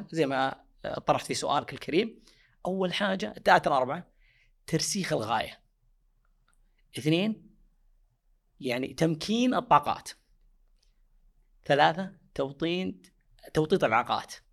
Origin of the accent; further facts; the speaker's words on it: Saudi Arabia; المنظمات ملزمه عندنا في السعوديه